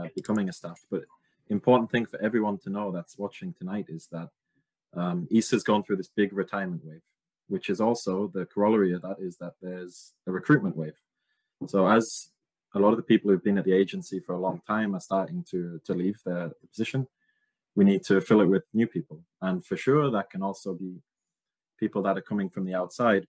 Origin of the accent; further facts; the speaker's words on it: United Kingdom; I'm a British YGT, a former YGT